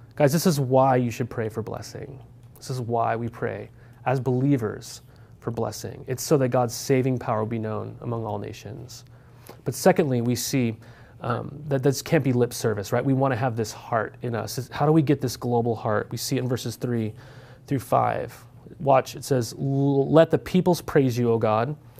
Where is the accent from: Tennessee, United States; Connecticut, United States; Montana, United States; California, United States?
Montana, United States; moved away; also born or lived in Corvallis, Oregon; Growing up in Montana, we didn't have any D one schools